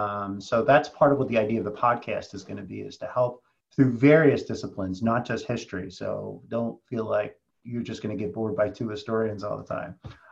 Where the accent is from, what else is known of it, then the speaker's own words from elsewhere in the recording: Philadelphia, Pennsylvania, United States; I grew up in Philadelphia. You can't miss it.